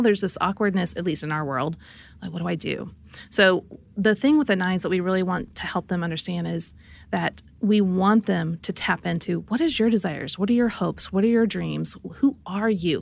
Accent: Midwest, United States; I grew up in the Midwest

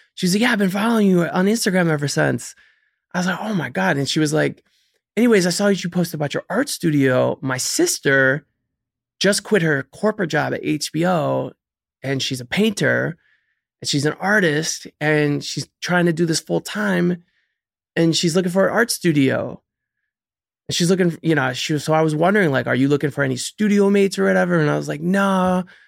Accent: Cleveland, Ohio, United States; moved away as an adult; now in New York, United States; I'm originally from Cleveland, Ohio, born and raised

